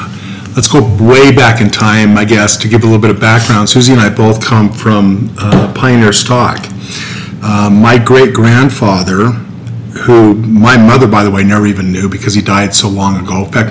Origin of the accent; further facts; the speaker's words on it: Centerville, Utah, United States; I grew up in Centerville, Utah.